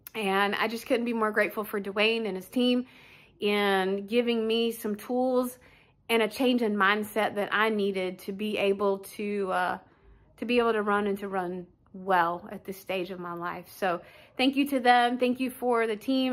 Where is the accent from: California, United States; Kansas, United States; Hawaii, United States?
Kansas, United States; Wichita; I'm from Wichita, Kansas